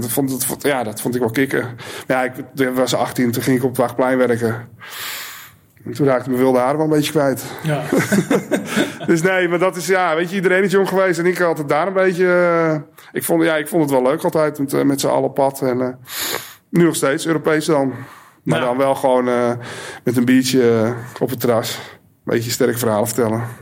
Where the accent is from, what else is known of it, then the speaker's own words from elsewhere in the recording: Alkmaar, North Holland, Netherlands; Ik ben in Alkmaar geboren